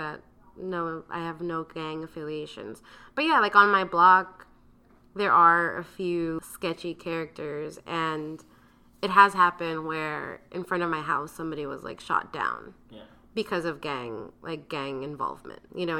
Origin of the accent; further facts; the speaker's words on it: Los Angeles, California, United States; I grew up in South Central, but I was very sheltered.